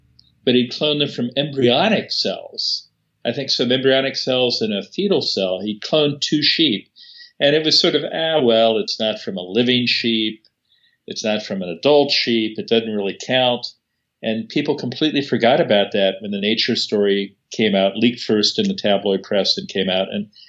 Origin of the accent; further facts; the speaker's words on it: California, United States; But I'm a Californian